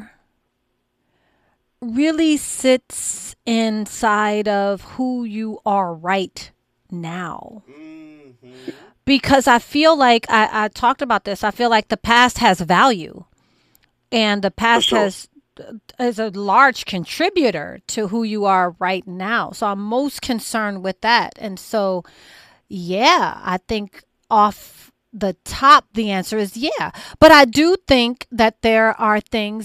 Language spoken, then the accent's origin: English; Grand Rapids, Michigan, United States; My hometown is Grand Rapids